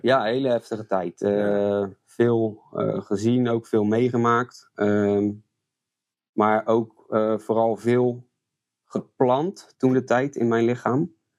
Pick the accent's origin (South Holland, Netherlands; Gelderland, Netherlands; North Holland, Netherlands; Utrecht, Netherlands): South Holland, Netherlands; Goudswaard; also born or lived in Rotterdam; now in Strijen, Netherlands; En dat werd Goudswaard. En daar ben ik eigenlijk eh, opgegroeid, deels. En deels in Rotterdam